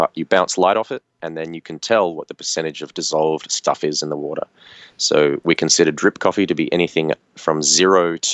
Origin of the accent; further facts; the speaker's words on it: near Sydney, New South Wales, Australia; I grew up near Sydney, so mm-hmm. I was in that state.